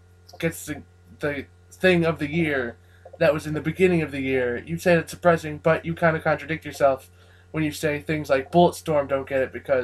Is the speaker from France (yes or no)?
no; England, United Kingdom; now in Connecticut, United States; I'm English.